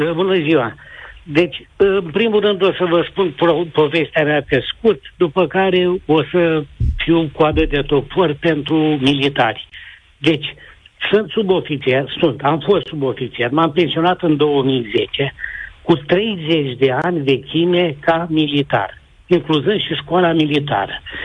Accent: Moldavia, Romania; moved away; eu sunt român și am fugit din Moldova de foame în armată

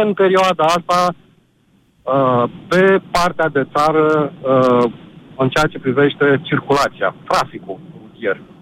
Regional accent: Iași, Iași County, Romania; Eu sunt din Iași

